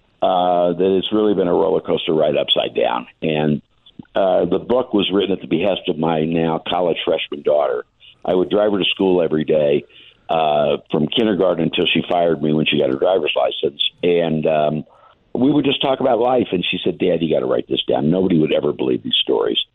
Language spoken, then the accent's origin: English; Indianapolis, Indiana, United States; I'm from Indianapolis. I've been in Indianapolis my whole life, but went to school at USC.